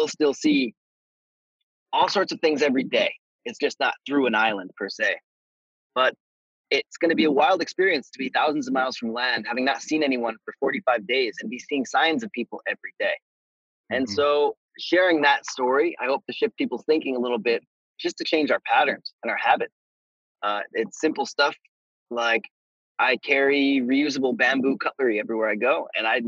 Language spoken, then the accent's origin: English; United States; as an American